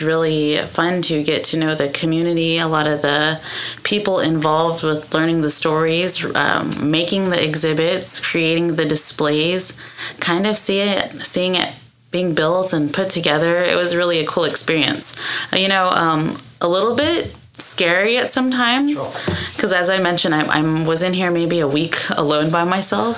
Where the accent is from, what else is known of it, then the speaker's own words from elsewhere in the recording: Ada, Oklahoma, United States; moved away as an adult; also born or lived in Arizona / Waco, Texas; born and raised Ada, Oklahoma